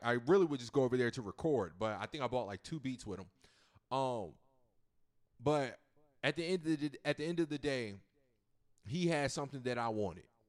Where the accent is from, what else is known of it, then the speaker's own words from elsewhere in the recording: Virginia, United States; I'm from Virginia.